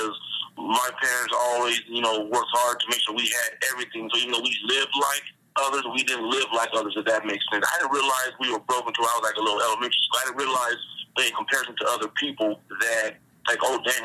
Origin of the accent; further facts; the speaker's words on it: Long Beach, California, United States; now in Las Vegas, United States; I come from Long Beach, California. I live on the north side, the west side, and the east side, but I'm from the east side